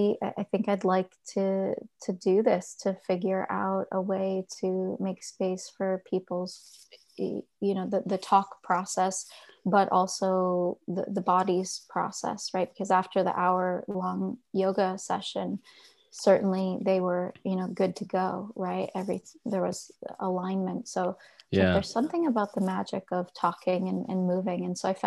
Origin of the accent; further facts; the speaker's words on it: Carteret, New Jersey, United States; I grew up exit 12, New Jersey, a small town called Carteret, and was about half an hour outside of New York City